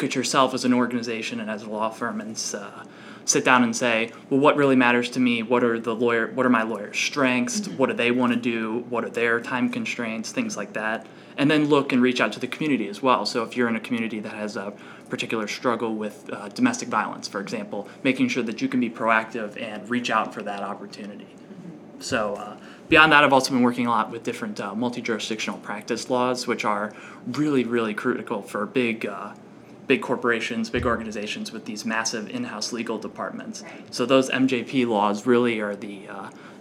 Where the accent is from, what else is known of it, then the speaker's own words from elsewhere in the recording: Lake Orion, Michigan, United States; I'm originally from Lake Orion, Michigan. It's about an hour north of Detroit